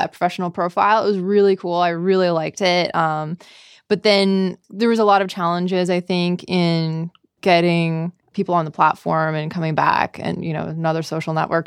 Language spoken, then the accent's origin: English; Bracebridge, Ontario, Canada; accent: Canadian; moved away as an adult; now in San Francisco, United States; I am from a small town called Bracebridge.